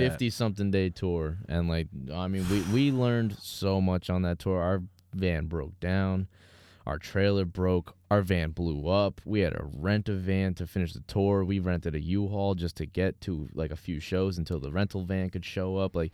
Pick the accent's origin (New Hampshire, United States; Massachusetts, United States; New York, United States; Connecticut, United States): Massachusetts, United States; Yeah. We're from Massachusetts. I drove out for